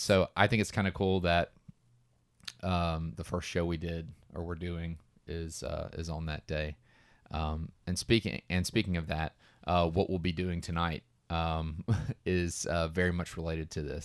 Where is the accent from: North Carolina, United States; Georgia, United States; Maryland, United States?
Georgia, United States; we are from Georgia